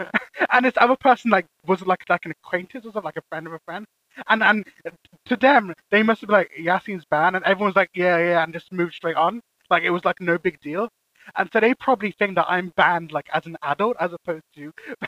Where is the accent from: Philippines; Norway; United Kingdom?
United Kingdom; any British person will say that Frankie and Benny's sucks. So, to us, I feel like any kind of restaurant that is a chain